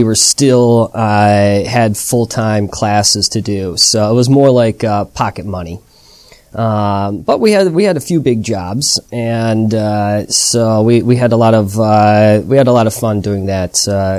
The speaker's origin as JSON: {"language": "English", "country": "United States", "also_born_or_lived": "Chicago", "moved": "as an adult", "lives_now": "Shanghai, China"}